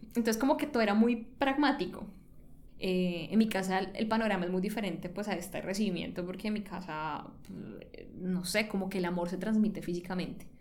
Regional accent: Cali, Valle del Cauca, Colombia; moved away; yo soy caleña y pues yo crecí, me crié en Cali

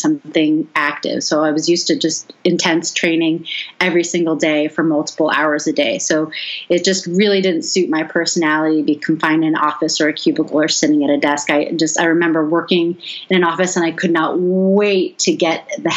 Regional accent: Boston, Massachusetts, United States; moved away as an adult; also born or lived in Washington, D.C.; now in Las Vegas, United States; I grew up in Boston

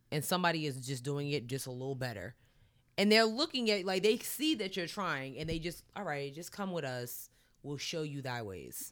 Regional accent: Long Island, New York, United States; I'm from Long Island, too

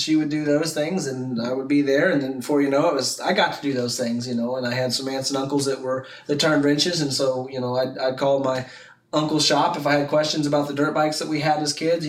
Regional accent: Montgomery City, Missouri, United States; I grew up over outside of a little town called Montgomery City, about an hour and a half away

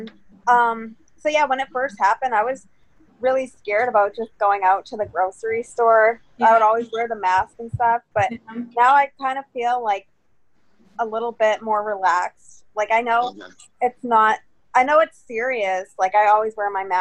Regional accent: Boston, Massachusetts, United States; moved away as an adult; now in Pittsburgh, United States; I've been born in Boston. I spent most of my life out there

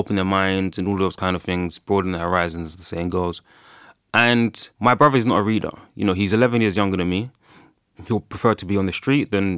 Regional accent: Ghana; obviously I'm from Ghana

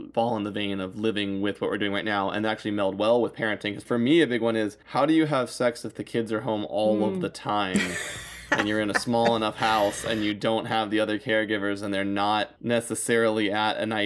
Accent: United States; especially being American

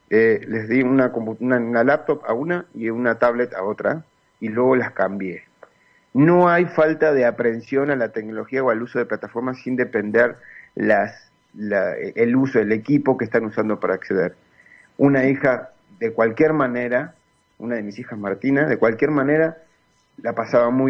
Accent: Uruguay; moved away as an adult; now in León, Mexico; yo estoy aquí en México, soy uruguayo, estoy aquí en México hace tres años

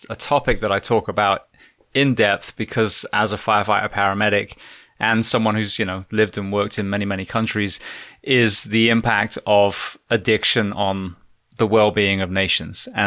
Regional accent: England, United Kingdom; just like yourself, as a, as an Englishman, I'm like, where are all the Aboriginal people?

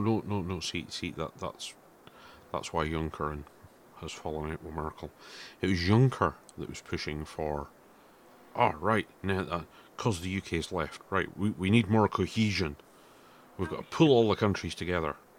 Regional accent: Scotland, United Kingdom; I'm proud of being Scottish

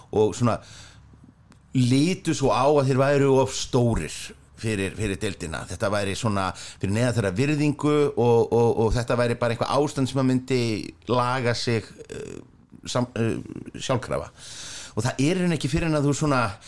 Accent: Reykjavík, Capital Region, Iceland; ég er elst upp í Vesturbæn

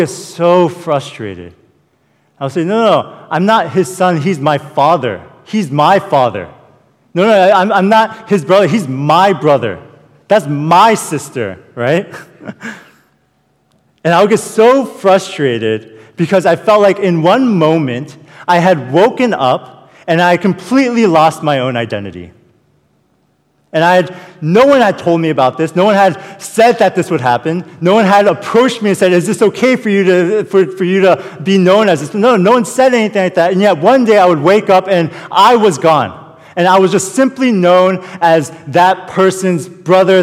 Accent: Falls Church, Virginia, United States; I was born and raised in Falls Church

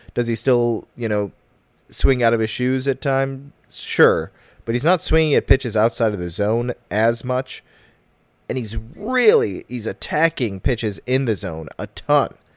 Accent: Chicago, Illinois, United States; also born or lived in Evanston; I'm from Chicago, but when people ask me where I live, I can't say Chicago anymore.

